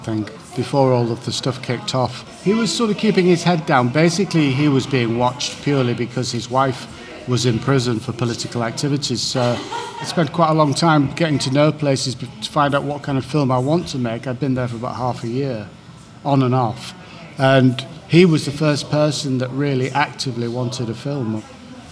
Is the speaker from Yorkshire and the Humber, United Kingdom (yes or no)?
yes; Hull, Yorkshire and the Humber, United Kingdom; when I grew up in Hull